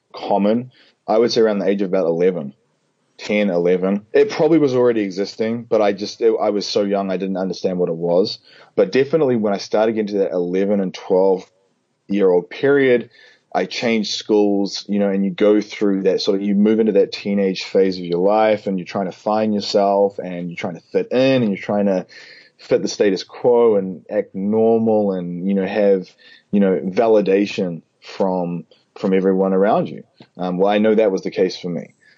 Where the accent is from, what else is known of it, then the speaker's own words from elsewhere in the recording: Auckland, New Zealand; moved away as an adult; also born or lived in Whanganui, New Zealand; now in New Orleans, United States; Auckland. I was born in Whanganui, but I lived in Auckland most of my life